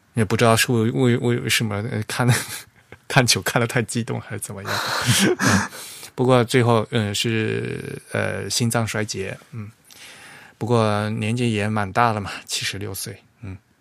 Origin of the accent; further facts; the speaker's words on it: Fujian, China; 我们老家说的橄榄菜